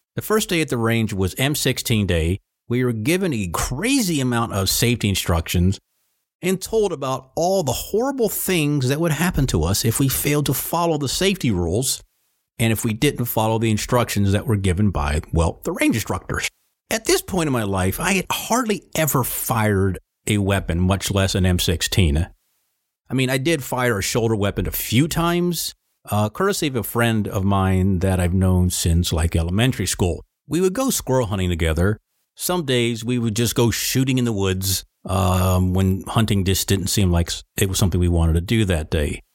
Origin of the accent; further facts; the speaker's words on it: Virginia, United States; Sir, Virginia, sir